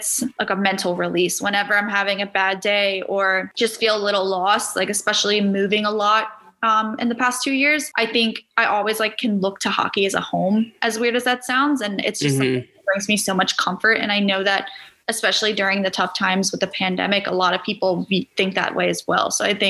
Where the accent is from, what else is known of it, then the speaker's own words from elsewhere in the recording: Philadelphia, Pennsylvania, United States; I'm from Philly